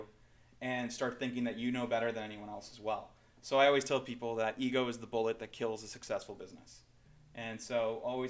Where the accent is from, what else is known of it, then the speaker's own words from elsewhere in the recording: Canada; now in Orange County, United States; as a Canadian